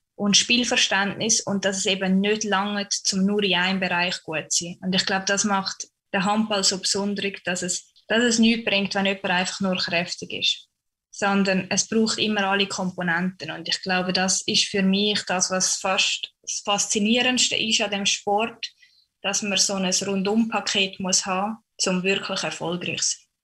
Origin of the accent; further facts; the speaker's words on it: St. Gallen, Switzerland; moved away as an adult; now in Erfurt, Germany; St. Gallen, weil es einfach meine Heimat ist und ich doch ein sehr heimatverbundener Mensch bin